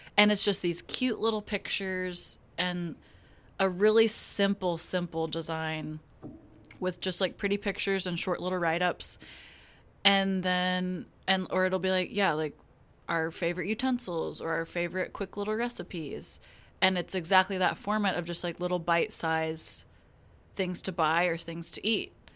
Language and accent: English; Wichita, Kansas, United States; moved away as an adult; now in Tulsa, United States; I am from Wichita, Kansas